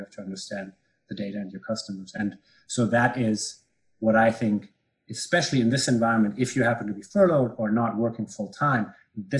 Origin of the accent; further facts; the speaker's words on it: Bielefeld, North Rhine-Westphalia, Germany; moved away; my hometown, Bielefeld in Germany.